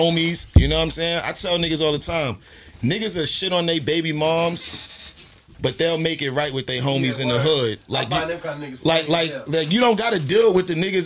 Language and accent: English; New York, United States; moved away as an adult; also born or lived in Miami; now in Los Angeles, United States; I'm from New York. I didn't grow up with strip clubs. I grew up with gambling spots.